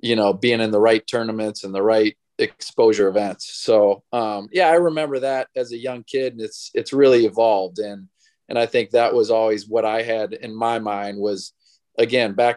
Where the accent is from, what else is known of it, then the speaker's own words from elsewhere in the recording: Illinois, United States; I grew up in Illinois